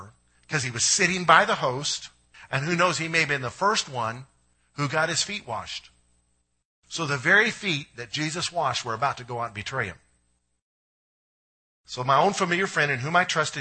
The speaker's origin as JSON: {"language": "English", "country": "United States", "said": "as American Christians"}